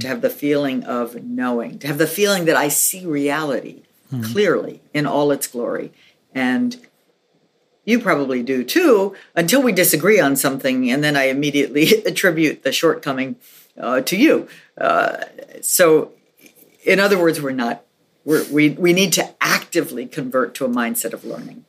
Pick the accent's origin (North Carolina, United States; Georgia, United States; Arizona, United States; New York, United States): New York, United States; New York City; moved away as an adult; also born or lived in Philadelphia / Santa Fe, New Mexico; I grew up in New York City, so we didn't in my family we didn't have a car